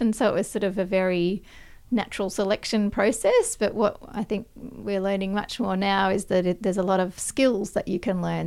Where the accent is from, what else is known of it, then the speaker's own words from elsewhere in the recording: Perth, Western Australia, Australia; I grew up in Perth in, uh, Western Australia